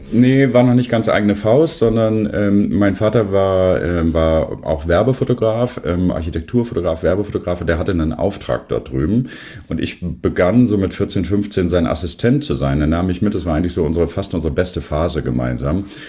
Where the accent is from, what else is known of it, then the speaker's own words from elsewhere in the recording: Worpswede, Lower Saxony, Germany; also born or lived in Sindelfingen, Germany; now in Bremen, Germany; ich bin auch in der Nähe von Bremen aufgewachsen, eigentlich geboren in Sindelfingen. Dann sind meine Eltern aber hier hochgezogen aus beruflichen Gründen. Da bin ich in der Nähe von Bremen in Wobswede aufgewachsen